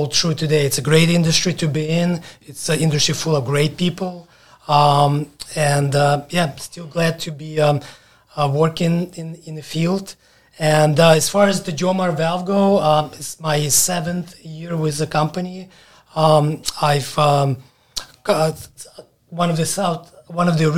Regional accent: Ukraine; moved away as an adult; also born or lived in Alabama; now in United States; I moved from Ukraine when I was 18, straight to Alabama

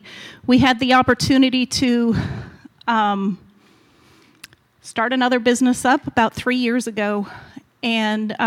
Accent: Utah, United States; moved away as an adult; also born or lived in California / Missouri / Colorado; I grew up in Utah

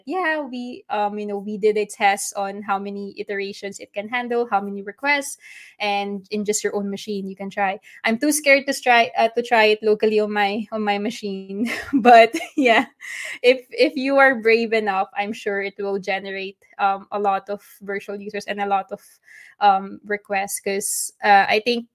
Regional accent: Philippines; I'm from the Philippines, so adobo is our national dish

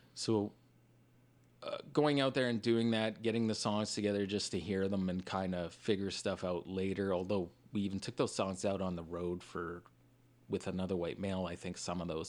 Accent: Regina, Saskatchewan, Canada; we're from Regina

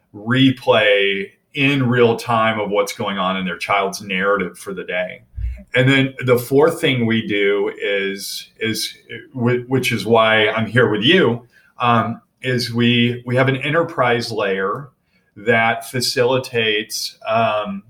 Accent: Bedford, Texas, United States; moved away; also born or lived in California / Buffalo, New York; I grew up in Bedford, Texas.

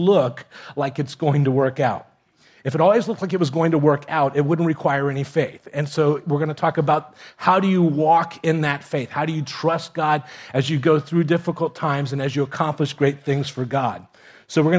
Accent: Miami, Florida, United States; also born or lived in Kentucky; I grew up in Miami, here in South Florida

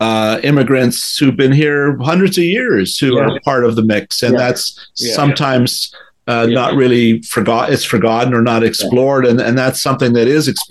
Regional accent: Toronto, Ontario, Canada; now in Brampton, Canada; Yeah, because you and I grew up in Etobicoke, and you know, it was a very white world.

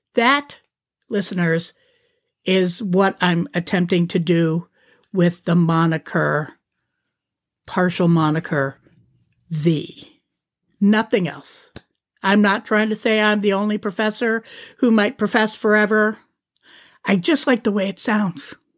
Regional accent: Youngstown, Ohio, United States; moved away; my hometown. Well, outside my suburb, but in the greater area of Youngstown, which is where I'm from

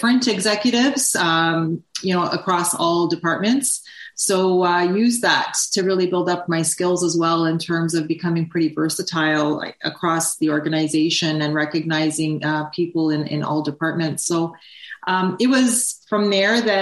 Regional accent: Toronto, Ontario, Canada; I grew up in Toronto, spent my whole life in Toronto, and I was actually a first-generation Canadian and grew up with immigrant parents

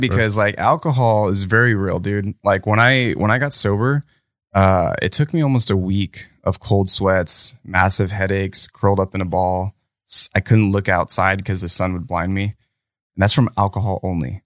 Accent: United States; me being American and privileged

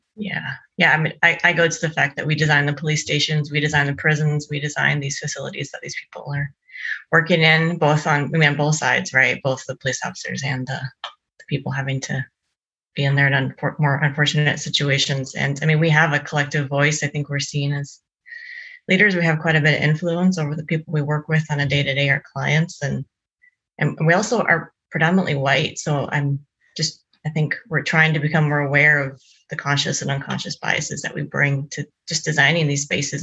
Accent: Brooklyn Center, Minnesota, United States; I'm actually from Brooklyn Center. That's where I grew up.

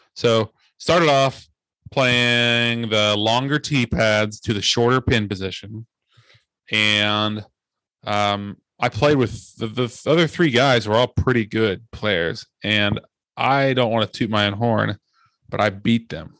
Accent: Ohio, United States; moved away; I'm from Ohio

